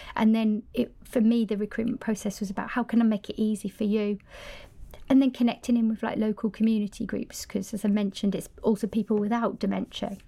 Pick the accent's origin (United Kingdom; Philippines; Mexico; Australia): United Kingdom; Cumbria, North West England; moved away as an adult; now in Sweden; originally I'm from Cumbria, up in the north of the country